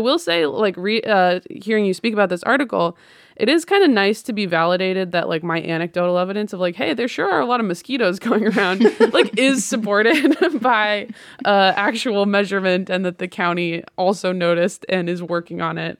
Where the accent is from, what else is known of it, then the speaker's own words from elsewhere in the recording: the Northwest, Pacific Northwest, United States; growing up in the Northwest